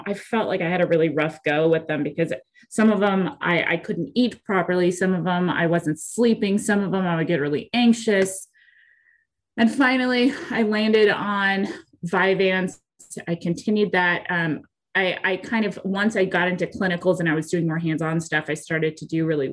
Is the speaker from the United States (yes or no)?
yes; Santa Barbara, California, United States; born or raised there; moved away as an adult; also born or lived in Phoenix; now in Kansas City, United States